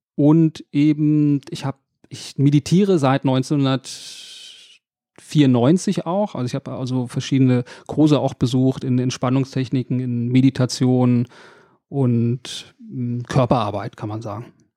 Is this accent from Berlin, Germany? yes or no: yes; Berlin, Germany; also born or lived in Reinickendorf, Berlin / Wedding, Berlin; aufgewachsen bin ich in Reinickendorf, aber die meiste Zeit in, in Neukölln